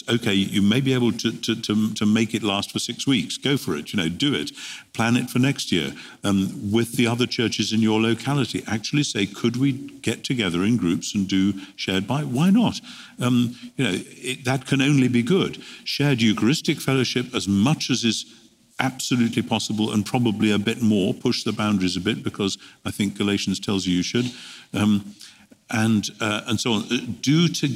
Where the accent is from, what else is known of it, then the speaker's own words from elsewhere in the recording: United Kingdom; as a Brit coming to America quite frequently